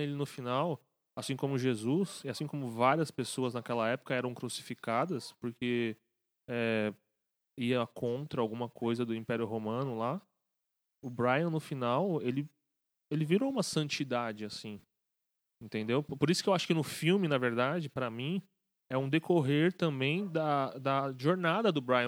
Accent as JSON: {"language": "Portuguese", "region": "São Paulo", "country": "Brazil", "said": "A gente é né, de São Paulo"}